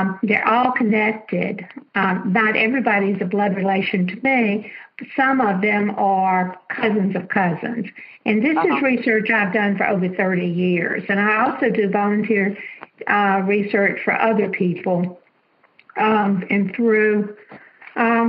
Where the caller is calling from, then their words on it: Alabama, United States; I'm calling from Alabama